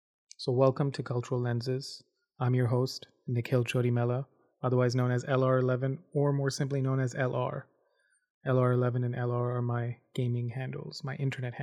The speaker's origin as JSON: {"language": "English", "region": "Dubai", "country": "United Arab Emirates", "tie": "born or raised there", "also_born_or_lived": "India / Abu Dhabi / Saudi Arabia", "said": "I grew up in Dubai, Abu Dhabi, both of which are big cities in the United Arab Emirates, UAE, in the Middle East. I was born in India. My family moved to the Middle East in 95."}